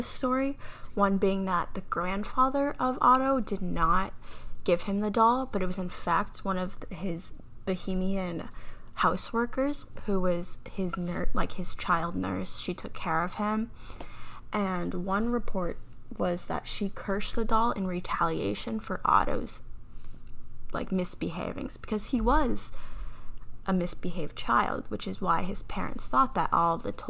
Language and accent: English; Canada; I'm Canadian